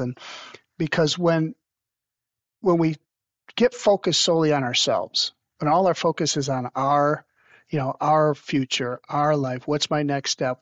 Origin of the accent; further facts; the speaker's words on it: Toledo, Ohio, United States; my hometown Toledo Mudhens, which was really cool because when I was a little boy, I used to go out to those mudhen clinics